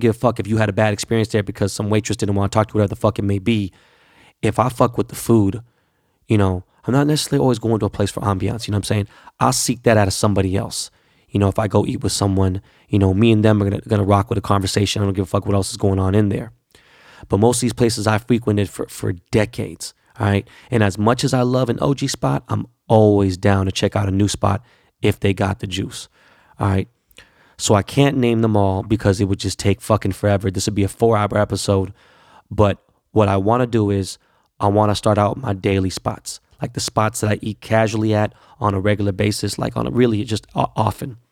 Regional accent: Los Angeles, California, United States; I grew up in Korea Town

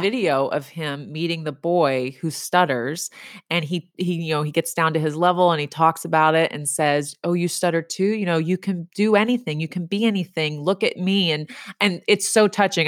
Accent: Texas, United States; I'm from Texas

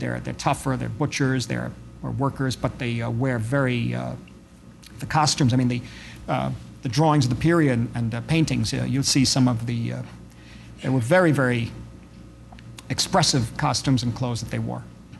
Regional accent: New York City, New York, United States; when I grew up on Elizabeth Street, there were a few wooden buildings left on Elizabeth.

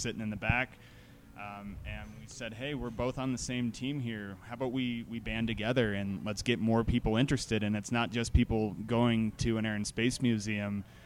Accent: Broomfield, Colorado, United States; I grew up in Broomfield

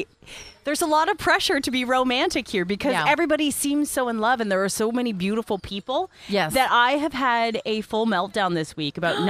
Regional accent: Antigua & Barbuda; from Antigua, and this is the Quick and the Dirty podcast.

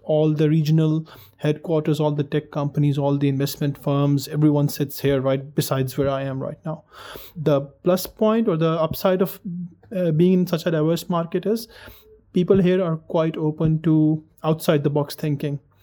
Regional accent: Pakistan; moved away; I'm from Pakistan originally

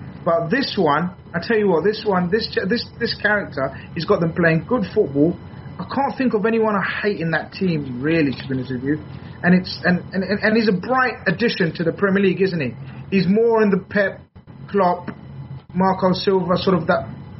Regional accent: London, United Kingdom; I'm from London

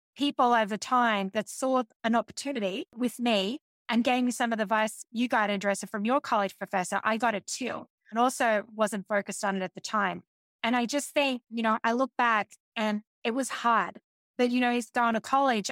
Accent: Australia; being an Australian

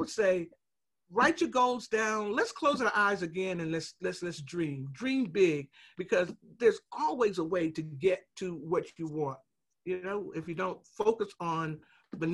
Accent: the South, United States; We're from the South, so that's a Southern word

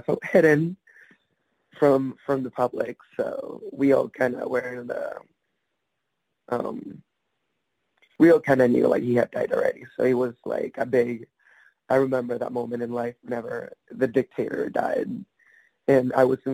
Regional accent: Venezuela; accent: Latino; now in United States; I was born in Venezuela.

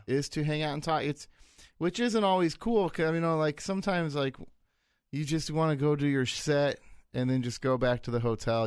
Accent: United States; I'm American.

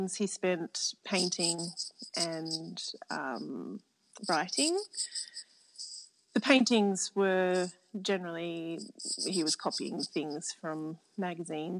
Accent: Canberra, Australian Capital Territory, Australia; I grew up in Canberra and the youngest of seven.

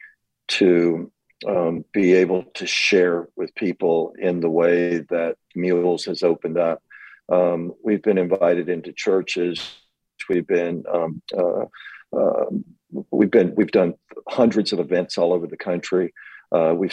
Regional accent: Montgomery, Alabama, United States; moved away; I grew up in Montgomery and went down to a church near where I grew up.

